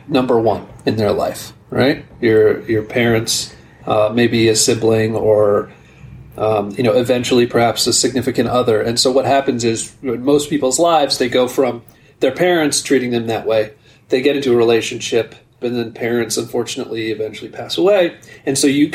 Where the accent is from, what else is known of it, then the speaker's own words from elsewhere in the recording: Newark, New Jersey, United States; I was born in Newark, New Jersey